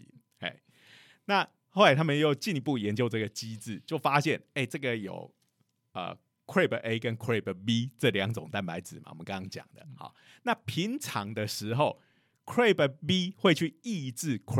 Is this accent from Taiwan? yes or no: yes; Taiwan; 然后我们台湾人都超信这种啊，这种东西有效